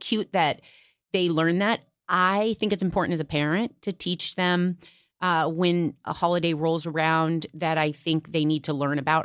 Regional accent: Iowa, United States; moved away; I'm from Iowa

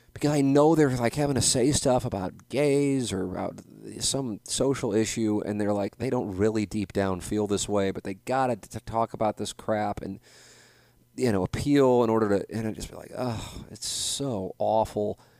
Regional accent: St. Louis, Missouri, United States; moved away; my classmates from Saint Louis University High School

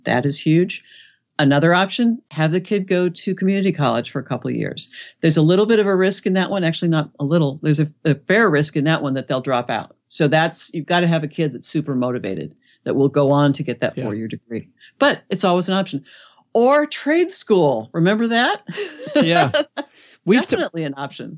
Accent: Los Angeles, California, United States; I'm from Los Angeles

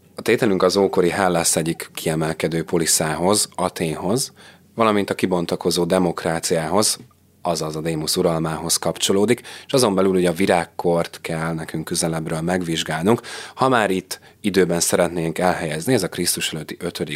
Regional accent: Hungary; mi is innen tudjuk, hogy magyarok vagyunk, hiszen egy nyelvet beszélünk

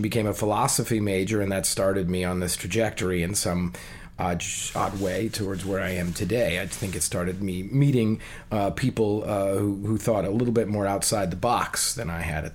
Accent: New Providence, New Jersey, United States; I was born and raised in New Providence, New Jersey, a small town in New Jersey

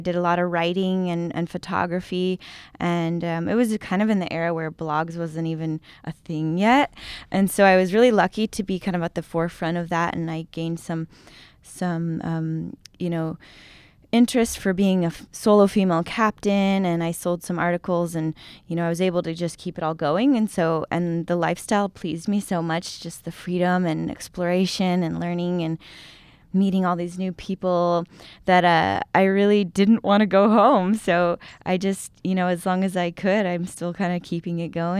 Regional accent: San Diego, California, United States; I grew up in San Diego, and so my sailing dreams were kind of born on the coast of California and Mexico.

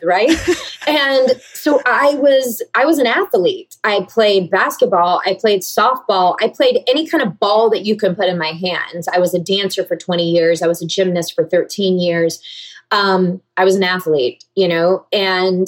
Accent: Georgia, United States; now in California, United States; growing up in the South

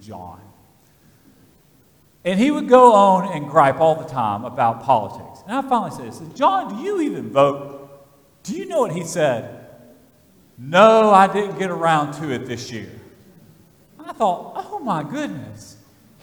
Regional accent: Vestavia Hills, Alabama, United States; now in Fayette County, United States; I grew up in Alabama, and I remember going to Vestavia Hills High School with my parents

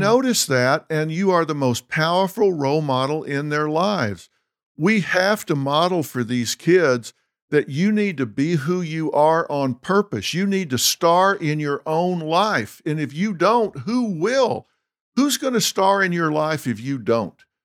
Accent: Texas, United States; also born or lived in Los Angeles; I'm from Texas

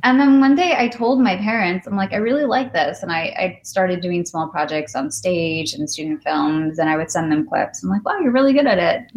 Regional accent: Midwest, United States; I grew up in the Midwest with mm-hmm. not many other Indian kids around

